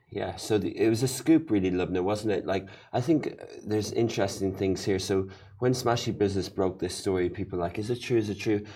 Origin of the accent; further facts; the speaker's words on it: Ireland; moved away; my home country, Ireland